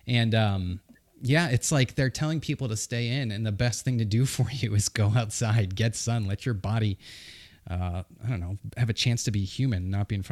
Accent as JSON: {"language": "English", "region": "New Hampshire", "country": "United States", "tie": "born or raised there", "moved": "yes", "lives_now": "North Carolina, United States", "said": "I grew up in New Hampshire, so we did a lot of skiing there"}